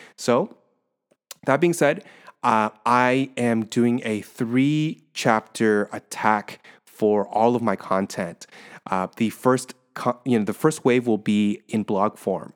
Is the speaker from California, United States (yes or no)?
yes; Orange County, California, United States; moved away as an adult; now in San Francisco, United States; I'm originally from Orange County